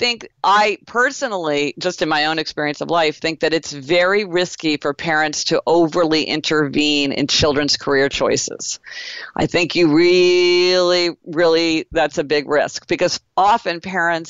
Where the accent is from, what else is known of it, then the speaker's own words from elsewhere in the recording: Kansas City, Missouri, United States; I grew up in Kansas City, Missouri